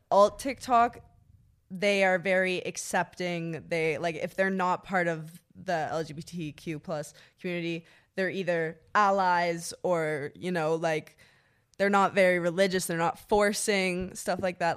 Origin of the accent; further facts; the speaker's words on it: Ottawa, Ontario, Canada; I'm from Ottawa, Canada. I lived in a little town called Sisville.